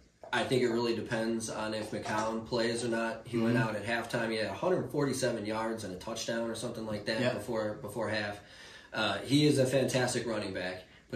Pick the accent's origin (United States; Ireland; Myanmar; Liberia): United States; Michigan; Now, I grew up in Michigan. I grew up a Michigan fan.